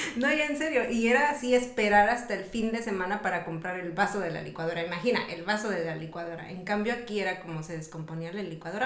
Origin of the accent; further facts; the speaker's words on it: Mexico; now in United States; yo vengo de México